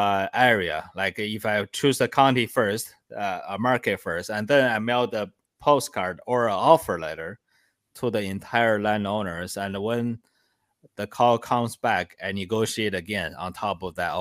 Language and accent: English; China; moved away; And so I came from China about 11 years ago. I instantly became homeless after that.